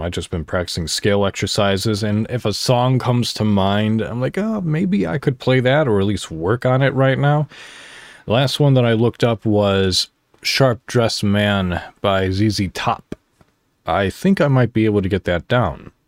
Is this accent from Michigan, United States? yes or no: no; Crystal Lake, Illinois, United States; moved away as an adult; also born or lived in McHenry, Illinois; now in Indiana, United States; I was born technically in McHenry, Illinois, and I grew up and lived my childhood and the beginning of my adulthood in Crystal Lake, Illinois.